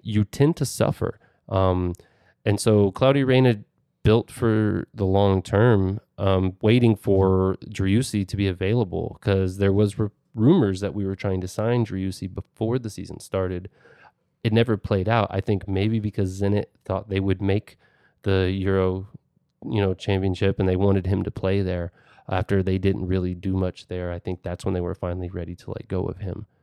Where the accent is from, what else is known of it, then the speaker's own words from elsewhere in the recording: United States; as an American